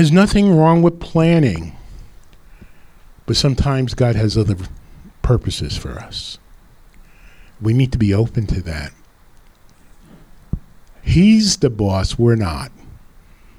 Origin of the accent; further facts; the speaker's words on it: Rutherford, New Jersey, United States; I was living up in Rutherford, my hometown